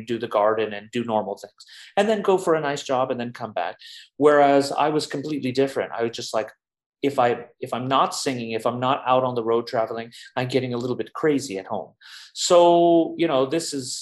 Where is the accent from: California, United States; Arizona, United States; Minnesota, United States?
California, United States; Los Angeles; moved away as an adult; also born or lived in New York; now in Berlin, Germany; I grew up in Los Angeles. I was born in New York, but I grew up in Los Angeles since I was about 2 years old